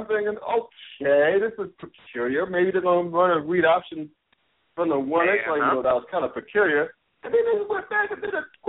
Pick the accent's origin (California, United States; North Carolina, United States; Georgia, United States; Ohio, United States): North Carolina, United States; Winston-Salem; I grew up in Winston-Salem, North Carolina.